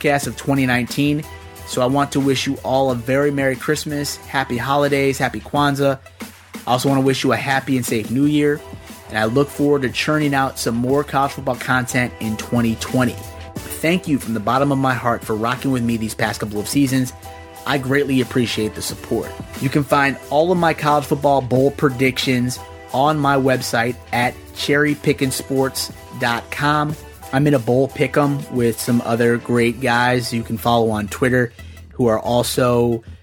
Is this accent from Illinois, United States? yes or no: yes; Chicago, Illinois, United States; now in Philadelphia, United States; I'm not from Philly originally. I'm from the Chicagoland area